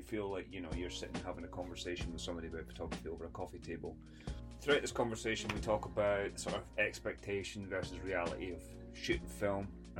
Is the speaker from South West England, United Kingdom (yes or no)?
no; Scotland, United Kingdom; I also potentially insult my home country of Scotland, so if I did, I apologise profusely